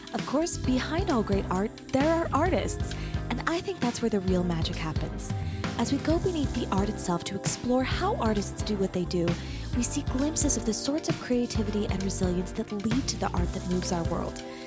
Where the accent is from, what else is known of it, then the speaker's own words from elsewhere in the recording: Arizona, United States; moved away as an adult; now in Utah, United States; I grew up in Arizona, we grew up in Arizona and I moved out of the house, I moved out of state